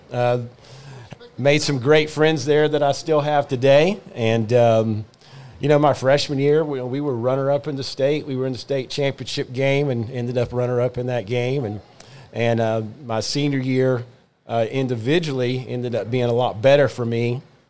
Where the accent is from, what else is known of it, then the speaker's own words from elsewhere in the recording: Lake Wales, Florida, United States; I was born and raised here in Lake Wales.